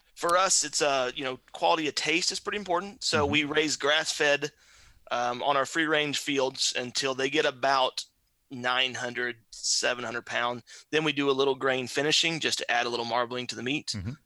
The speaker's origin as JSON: {"language": "English", "region": "southern Indiana", "country": "United States", "tie": "born or raised there", "said": "born and raised on All a little farm, well, relatively small farm in southern Indiana."}